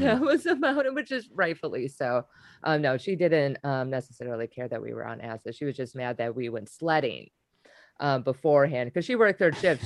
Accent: Wisconsin, United States; I'm from Wisconsin

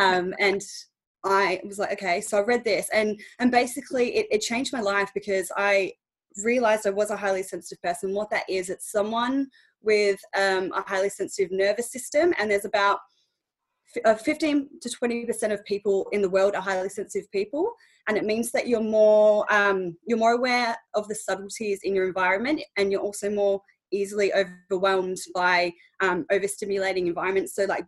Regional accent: Australia; moved away as an adult; now in England, United Kingdom; So basically 2 and a bit years ago I moved over to England from Australia.

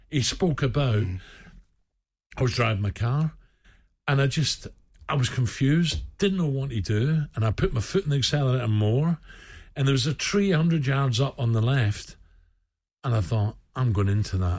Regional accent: Glasgow, Scotland, United Kingdom; also born or lived in Govan / Castlemilk / Simshill; I grew up um, south side of Glasgow. In fact, I was born in Govan.

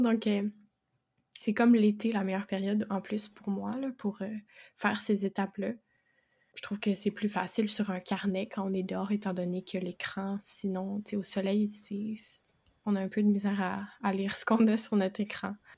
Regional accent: Quebec, Canada; je suis québécoise

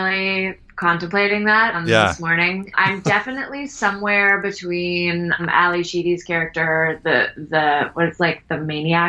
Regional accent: Malpeque, Prince Edward Island, Canada; I'm not from a town. I'm from Malpeque, Prince Edward Island.

